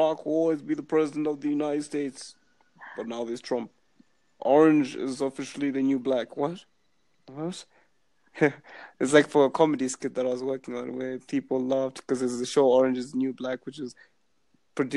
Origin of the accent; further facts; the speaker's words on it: Zimbabwe; moved away as an adult; also born or lived in Halifax, Canada; I'm from Zimbabwe, but I'm in Canada studying for university, but I'm back home for summer break